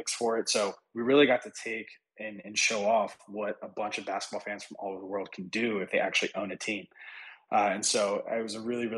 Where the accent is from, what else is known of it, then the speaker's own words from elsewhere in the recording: United States; I grew up right outside Washington, D.C.